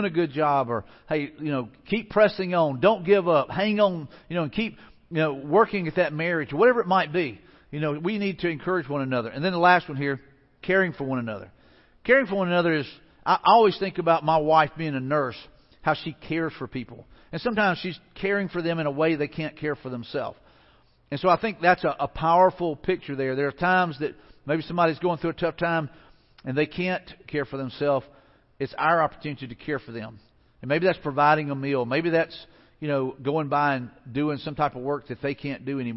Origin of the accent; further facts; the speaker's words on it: Mobile, Alabama, United States; moved away; also born or lived in Pensacola; I grew up in the Mobile area, so I've got lots of family down there and friends